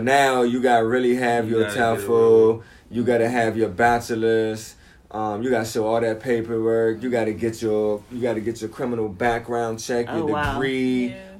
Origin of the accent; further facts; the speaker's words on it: United States; first language English; moved away as an adult; now in China; As an American